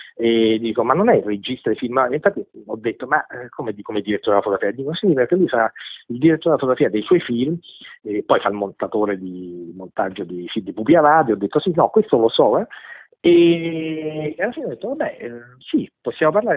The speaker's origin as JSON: {"language": "Italian", "town": "Rome", "region": "Lazio", "country": "Italy", "said": "siamo di Roma tutte"}